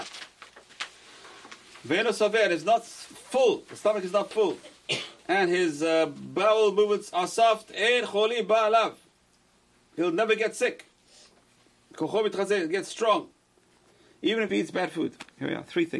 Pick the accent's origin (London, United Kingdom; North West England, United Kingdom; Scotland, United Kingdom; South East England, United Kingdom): London, United Kingdom; moved away; growing up in London, they had bathhouses, public bathhouses